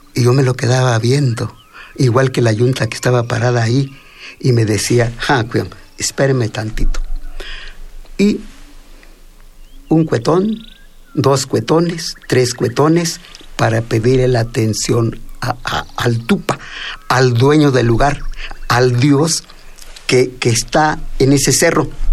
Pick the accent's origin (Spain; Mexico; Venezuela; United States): Mexico; first language Mixtec; Spanish is a second language; moved away as an adult; also born or lived in Mexico City; yo a los 19 años llego a la Ciudad de México, no hablaba bien el castellano como hasta la fecha, hablo más mi lengua materna, mi tunzabi, mi palabra de la lluvia